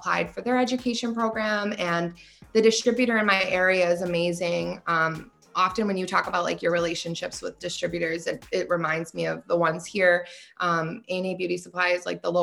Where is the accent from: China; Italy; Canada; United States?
United States; Buffalo, New York; also born or lived in Florida; growing up in Buffalo